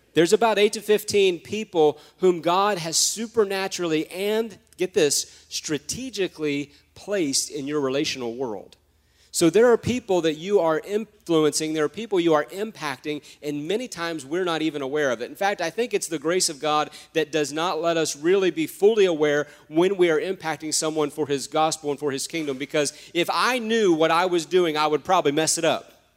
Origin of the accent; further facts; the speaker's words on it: United States; I'm American